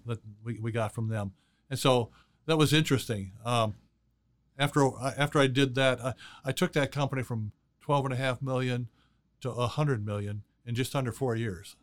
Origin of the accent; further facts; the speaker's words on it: Chicago, Illinois, United States; I was born and raised in Chicago